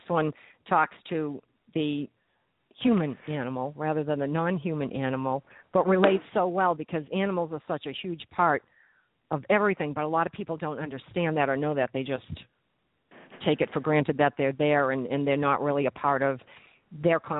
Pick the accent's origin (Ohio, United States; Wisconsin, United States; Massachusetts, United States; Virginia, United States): Massachusetts, United States; moved away as an adult; now in New Jersey, United States; I'm from New England